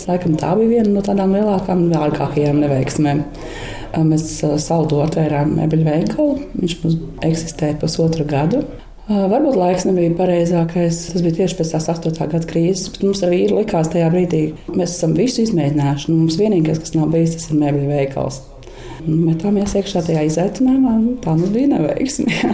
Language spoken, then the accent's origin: Latvian; Jurmala, Latvia; also born or lived in Tukums; Esmu dzimusi Tukumā, un mana bērnība pagāja Angurē, Jurmalā, Smilšu kalniņā, kāpās taisot eh, smilšu glezniņas ar stikliņiem